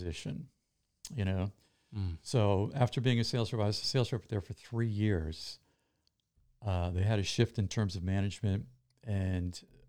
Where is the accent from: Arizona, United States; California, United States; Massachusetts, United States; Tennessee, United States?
Massachusetts, United States; Boston; So I immediately kind of became his guy because I came from Boston as well.